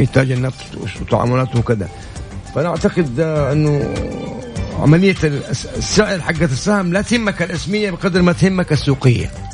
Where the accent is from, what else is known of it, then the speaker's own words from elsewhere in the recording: Saudi Arabia; عندنا في السعوديه